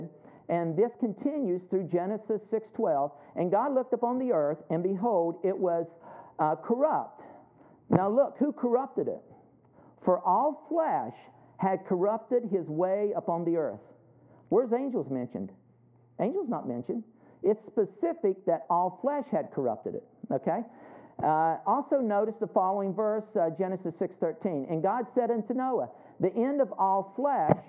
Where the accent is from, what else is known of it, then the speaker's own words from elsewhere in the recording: West Virginia, United States; I'm from West Virginia. I dropped out in high school